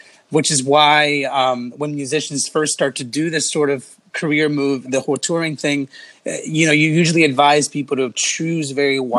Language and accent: English; Los Angeles, California, United States; I grew up in the West Coast, where I pretty much stayed